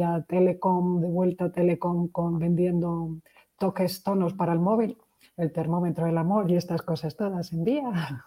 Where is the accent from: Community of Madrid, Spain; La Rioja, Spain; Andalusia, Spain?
Community of Madrid, Spain; Madrid; moved away as an adult; also born or lived in Poland / Czech Republic / Portugal / Belgium; vengo de Madrid, aunque he dado muchas, muchas vueltas